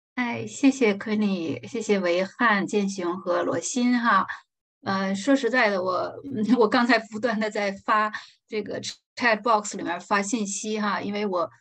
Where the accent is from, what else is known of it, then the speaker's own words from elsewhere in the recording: China; 我们中国人